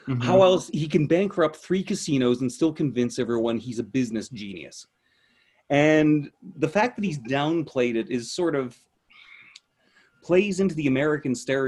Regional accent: Canada; accent: Canadian; I'm trying to downplay my Canadian accent

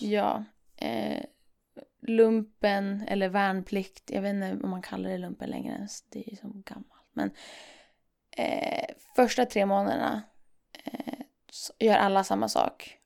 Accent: Umeå, Västerbotten County, Sweden; Jag kommer från Umeå

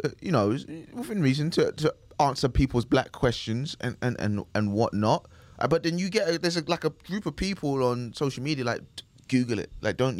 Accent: Nigeria; I'm black Nigerian.

